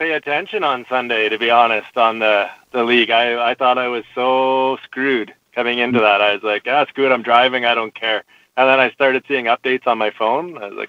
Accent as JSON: {"language": "English", "region": "northern Saskatchewan", "country": "Canada", "said": "Originally, yeah, Saskatchewan, northern Saskatchewan. I'm sitting in Nipawin, which is fairly north."}